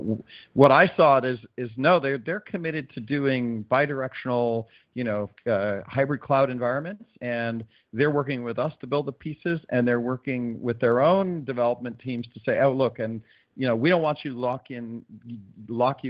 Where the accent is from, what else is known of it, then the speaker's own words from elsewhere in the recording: South Florida, United States; I'm from South Florida